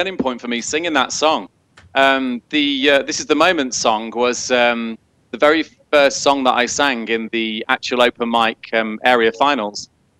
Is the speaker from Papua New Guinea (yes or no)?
no; United Kingdom; I'm from the Midlands, actually. I'm about 20 miles from Birmingham.